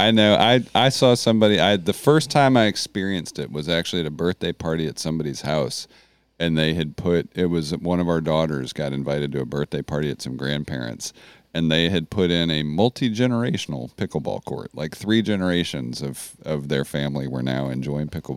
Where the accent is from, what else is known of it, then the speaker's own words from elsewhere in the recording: Nashville, Tennessee, United States; to be in my hometown where my dad is a songwriter and we've got Music City flowing in our bloods